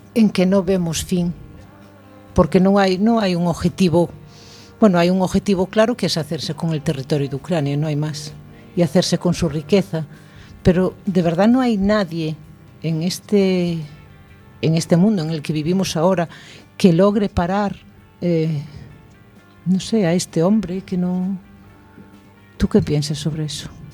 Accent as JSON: {"language": "Spanish", "country": "Spain", "said": "yo como buen español, me gusta alargar el día"}